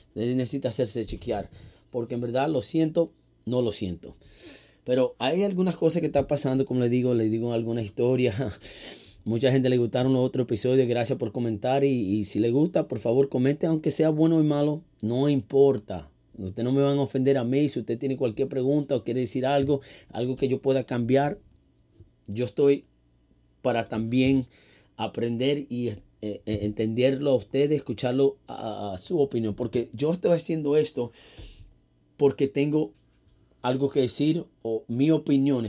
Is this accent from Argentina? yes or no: no; New York City, New York, United States; also born or lived in Manhattan; Nacido y criado en el Bronx, aquí en Nueva York